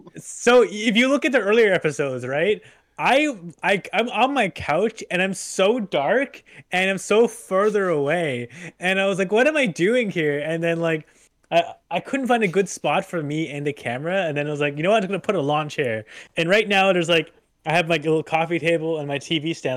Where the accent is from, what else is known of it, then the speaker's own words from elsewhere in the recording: Truro, Nova Scotia, Canada; my hometown. There's very there's very open skies